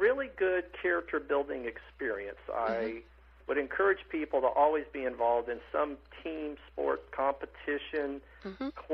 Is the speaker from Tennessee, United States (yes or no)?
yes; Athens, Tennessee, United States; also born or lived in Etowah, Tennessee; now in Orlando, United States; I was born in Athens, and not Athens, Greece, but Athens, Tennessee